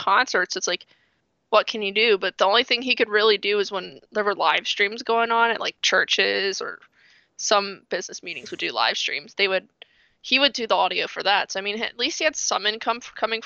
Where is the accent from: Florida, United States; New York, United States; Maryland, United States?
Maryland, United States; I'm from Maryland, not from Baltimore, but I'm like an hour outside of Baltimore